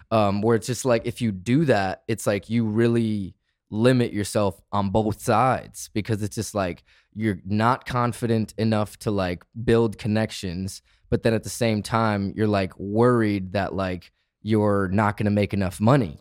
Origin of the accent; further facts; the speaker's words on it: Michigan, United States; moved away; also born or lived in Arizona; I grew up in Michigan, got sick of my hometown, and left to the desert.